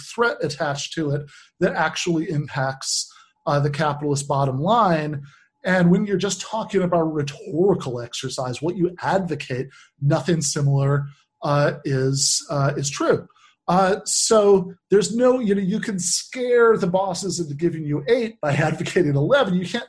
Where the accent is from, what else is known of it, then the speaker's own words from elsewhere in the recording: East Lansing, Michigan, United States; where I grew up in East Lansing